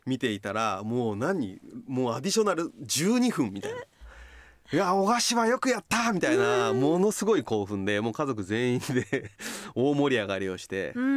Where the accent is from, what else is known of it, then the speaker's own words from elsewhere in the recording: Kochi, Japan; moved away; 生まれ育った高知県にはプロスポーツが僕の時はなかった